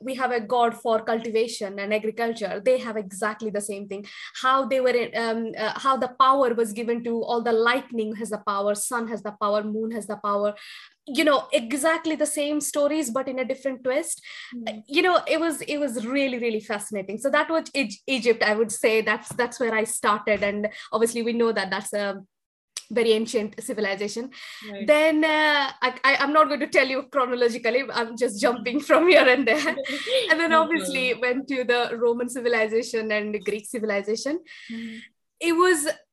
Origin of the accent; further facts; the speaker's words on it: Odisha, India; now in United Kingdom; I'm from Orissa, where, you know, the stone carving is the main thing.